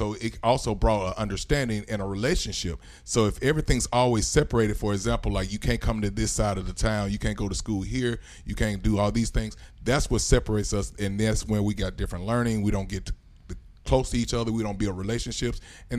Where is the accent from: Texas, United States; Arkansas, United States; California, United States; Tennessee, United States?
Tennessee, United States; Memphis; moved away; I'm from Memphis